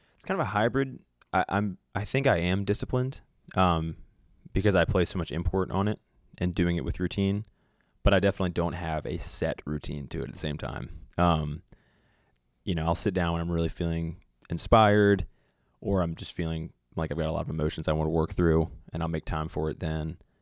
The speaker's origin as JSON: {"language": "English", "town": "Virginia Beach", "region": "Virginia", "country": "United States", "tie": "born or raised there", "also_born_or_lived": "Charlottesville / Vermont", "moved": "as an adult", "lives_now": "Nashville, United States", "said": "I grew up in Virginia Beach"}